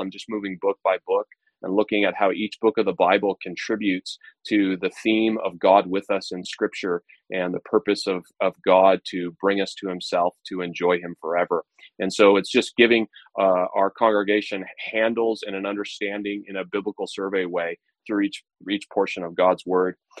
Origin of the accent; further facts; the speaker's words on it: United States; Independence Day marks me as an American. That's who I am